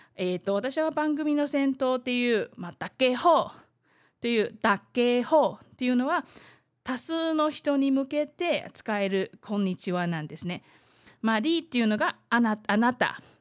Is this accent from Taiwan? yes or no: yes; Taiwan; 台湾生まれ、 台湾育ち